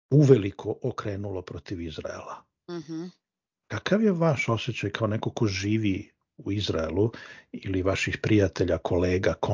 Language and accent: Croatian; Serbia; moved away; mi iz Srbije smo prošli kroz to, ja sam bar otišao iz zemlje kad je počeo rat u bivšoj Jugoslaviji.